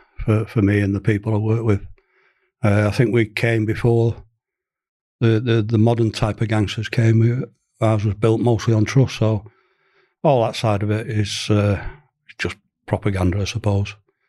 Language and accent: English; Manchester, North West England, United Kingdom; I'm a Mancunian, born and bred